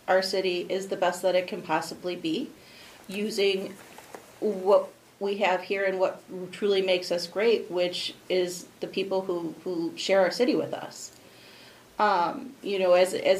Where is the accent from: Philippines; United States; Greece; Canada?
United States; Roselle, Illinois; now in Aurora, United States; I was born and raised in Roselle.